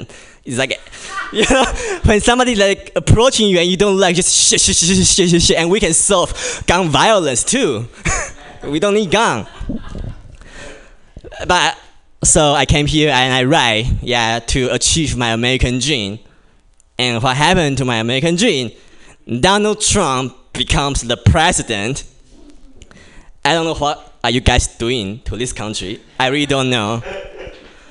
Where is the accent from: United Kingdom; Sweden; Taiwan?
Taiwan; English is a second language; moved away as an adult; now in United States; as you can tell from my Asian face and my accent, I'm obviously not from here. Yeah, I'm from Taiwan. And I've been in this country for only 2 years